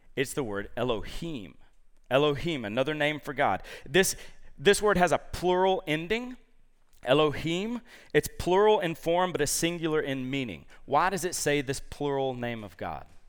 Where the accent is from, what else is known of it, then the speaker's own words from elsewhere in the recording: Columbus, Georgia, United States; moved away; my roots are back in Georgia. So I'm from Columbus, Georgia